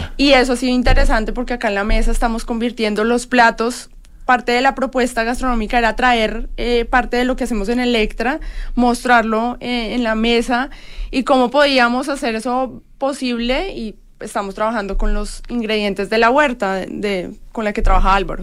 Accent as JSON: {"language": "Spanish", "country": "Colombia", "said": "nos identifica como colombianos"}